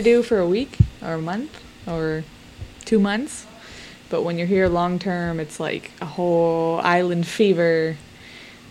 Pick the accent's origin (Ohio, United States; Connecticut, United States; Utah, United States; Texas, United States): Ohio, United States; Cincinnati; moved away as an adult; now in Belize; I was born in Cincinnati, Ohio